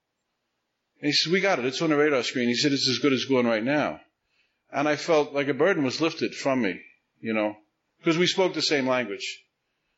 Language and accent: English; New York City, New York, United States; I grew up in Staten Island